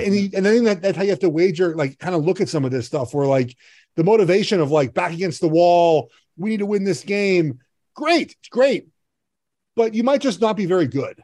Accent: Los Angeles, California, United States; I grew up in Los Angeles

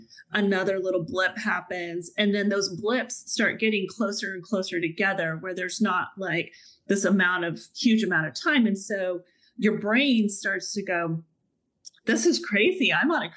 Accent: Dallas, Texas, United States; moved away; I just landed myself back in Texas, which is my hometown of Dallas

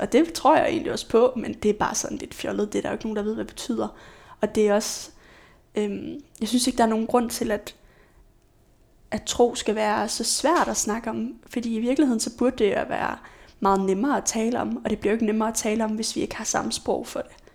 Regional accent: Aalborg, North Denmark Region, Denmark; now in Aarhus, Denmark; Jeg er fra Aalborg

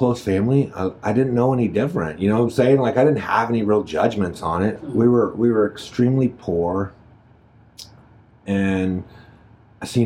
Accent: Jennings, Missouri, United States; I grew up in Jennings, which is St. Louis County

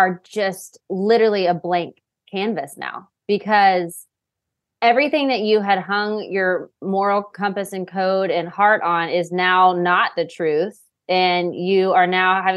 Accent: Waco, Texas, United States; I'm from Waco, Texas

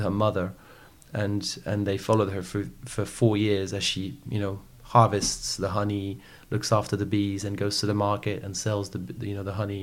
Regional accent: French Alps, Auvergne-Rhône-Alpes, France; also born or lived in Paris; I grew up in the French Alps. So I was born in Paris.

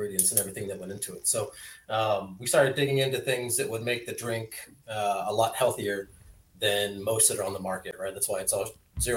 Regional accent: Los Angeles, California, United States; moved away; also born or lived in Florida; born and raised in Los Angeles, moved around a few times to different places there, Torrance, Redondo Beach, San Pedro

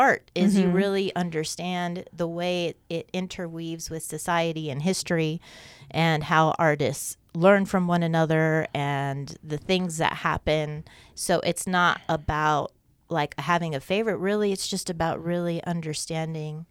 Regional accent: San Diego, California, United States; moved away as an adult; now in Great Falls, United States; I am originally born and raised in San Diego, California.

